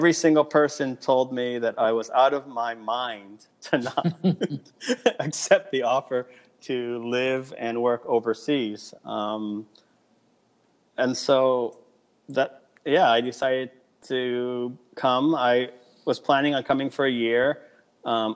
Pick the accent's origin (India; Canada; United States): United States; Torrance, California; also born or lived in Los Angeles, California; now in Japan; I am originally from Los Angeles, California